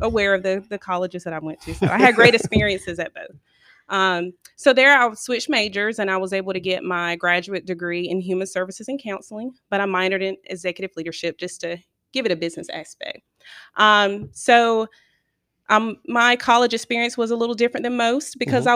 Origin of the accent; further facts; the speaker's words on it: Edgecombe County, North Carolina, United States; I'm from Edgecombe County